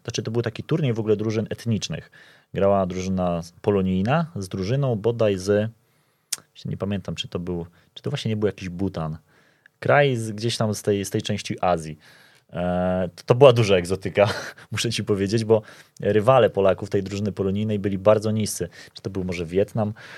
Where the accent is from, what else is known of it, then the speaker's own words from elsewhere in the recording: Poland; jestem z Polski